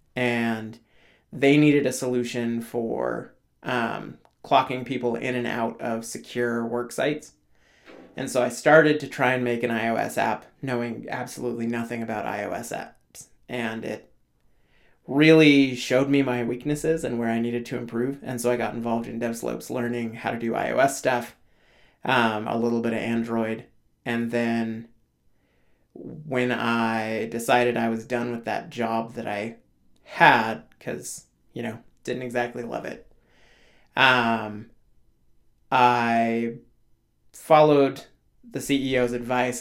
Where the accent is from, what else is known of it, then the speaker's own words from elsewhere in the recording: Alaska, United States; I grew up in Alaska